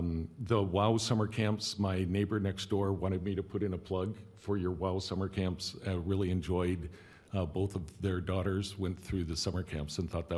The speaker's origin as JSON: {"language": "English", "town": "Detroit", "region": "Michigan", "country": "United States", "moved": "yes", "lives_now": "Alameda, United States", "said": "I'm also from Detroit and a tennis player"}